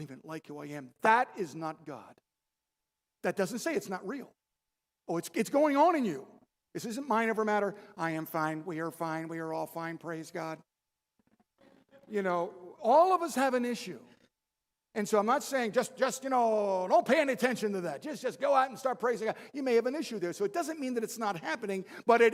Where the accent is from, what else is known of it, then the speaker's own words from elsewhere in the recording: Baltimore, Maryland, United States; We're from Baltimore